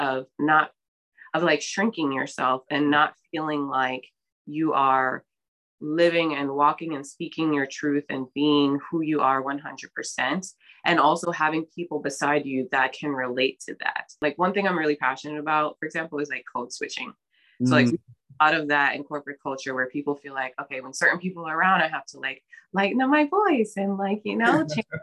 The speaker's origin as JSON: {"language": "English", "town": "New York City", "region": "New York", "country": "United States", "tie": "born or raised there", "also_born_or_lived": "Brooklyn, New York", "said": "I'm born and raised in New York, specifically in the Bronx. But I currently live in Brooklyn."}